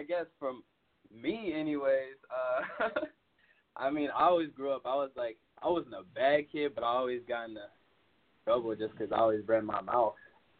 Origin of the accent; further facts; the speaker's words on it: Chicago area, Illinois, United States; also born or lived in Westmont, Illinois / South Holland, Illinois / Villa Park, Illinois; Okay, yeah, so I was born in Westmont, and I lived in South Holland from, like, a baby until about fifth grade. And then with my parents divorced, and after that, we moved out to Villa Park, which is, like, kind of like a more suburban area. And I've been living there ever since.